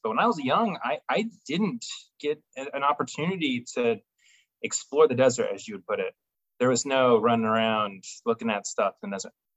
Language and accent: English; Phoenix, Arizona, United States; also born or lived in Tucson; I grew up in Phoenix, yeah, 18, 19-ish